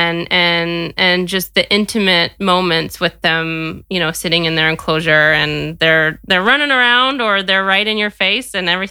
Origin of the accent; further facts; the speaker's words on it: Wyoming, United States; I grew up in Wyoming